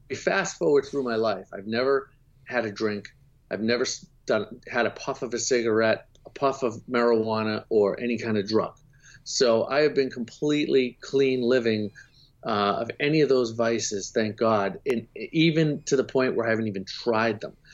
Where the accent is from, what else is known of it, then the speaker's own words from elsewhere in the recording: Boston, Massachusetts, United States; I'm from Boston, so it gets very cold there